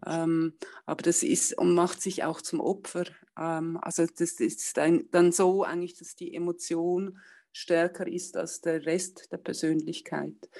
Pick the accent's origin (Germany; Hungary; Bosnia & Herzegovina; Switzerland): Switzerland; bei uns in der Schweiz